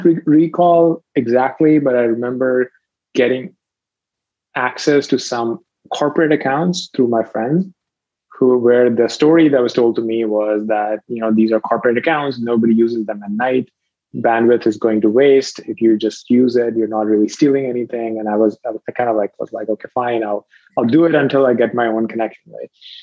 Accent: Rawalpindi, Punjab, Pakistan; moved away; I was a teenager. I was living in Pakistan, a pretty sleepy town even within Pakistan. It's called Rawalpindi.

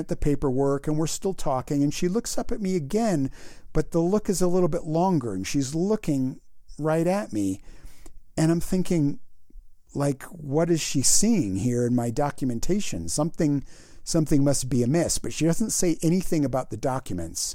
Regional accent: United States; also born or lived in Canada; I'm an American citizen

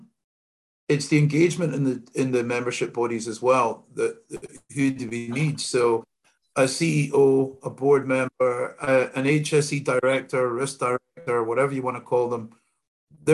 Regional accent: Scotland, United Kingdom; I'm the only Scotsman in my family

